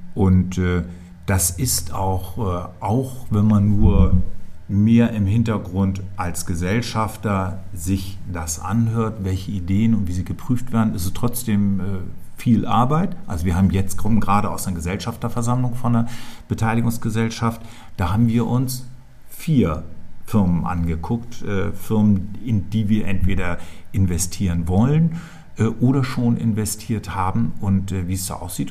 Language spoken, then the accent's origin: German; Schleswig-Holstein, Germany; also born or lived in Hamburg area; now in Berlin, Germany; Ich bin 1959 in Schleswig-Holstein geboren. Das ist meine Heimat.